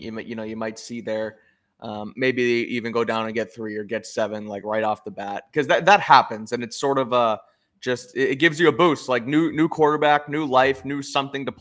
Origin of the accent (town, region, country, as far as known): New England, United States; born or raised there